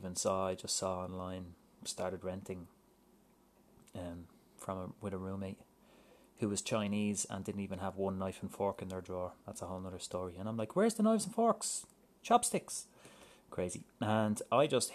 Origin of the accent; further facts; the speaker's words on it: Ireland; moved away as an adult; also born or lived in United Kingdom; now in Vancouver, Canada; When I moved to Vancouver from Ireland